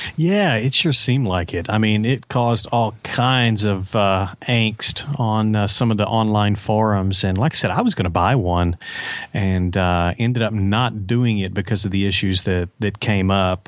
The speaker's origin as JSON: {"language": "English", "town": "Little Rock", "region": "Arkansas", "country": "United States", "tie": "born or raised there", "said": "I'm from Little Rock, and, um, I was, uh, growing up in Little Rock"}